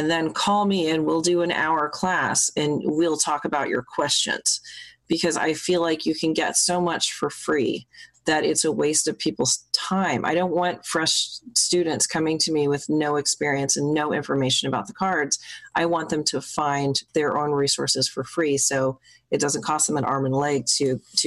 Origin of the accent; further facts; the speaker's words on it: Midwest, United States; now in St. Louis, United States; I grew up in the Midwest